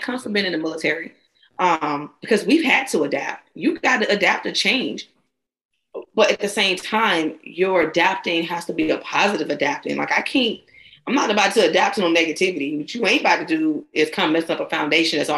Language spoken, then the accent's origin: English; Georgia, United States; I'm a Georgia girl